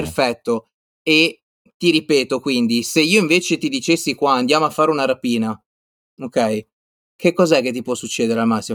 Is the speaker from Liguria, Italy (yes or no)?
yes; Liguria, Italy; moved away; io sono ligure